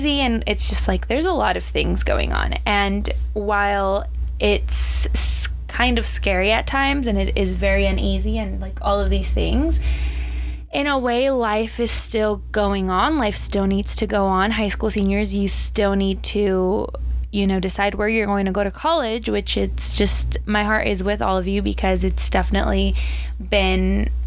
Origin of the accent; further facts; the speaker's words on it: Southern California, United States; born and raised in Southern California